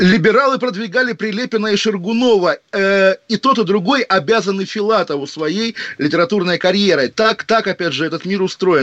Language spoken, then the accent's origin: Russian; Kaliningrad Oblast, Russia; у меня на родине